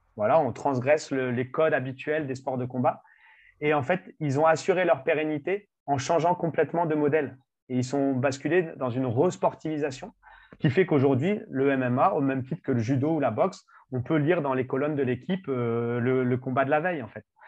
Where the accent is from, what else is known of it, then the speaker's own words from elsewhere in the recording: France; en tant que Français